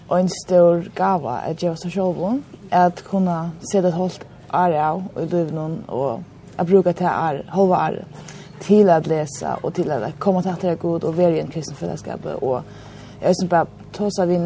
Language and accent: Danish; Klaksvík, Norðoyar, Faroe Islands; og jeg er 20, og jeg kommer fra Klagsvig.